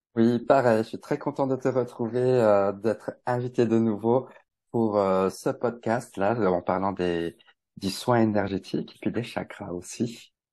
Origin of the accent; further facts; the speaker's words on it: Bourgogne-Franche-Comté, France; also born or lived in Paris; now in Switzerland; je suis originaire de Franche-Comté, donc rejoindre un peu ma famille euh, en Franche-Comté.